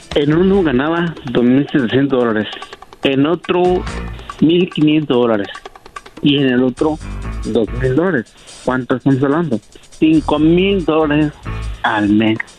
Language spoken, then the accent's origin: Spanish; Hermosillo, Sonora, Mexico; De Hermosillo, Sonora, orgullosamente